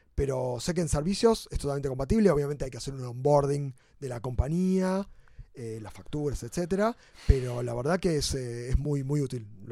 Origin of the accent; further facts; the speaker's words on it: Argentina; como argentinos